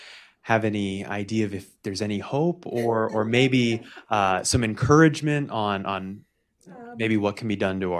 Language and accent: English; California, United States; moved away; I am a fellow former Californian, and I see my home state that I love so much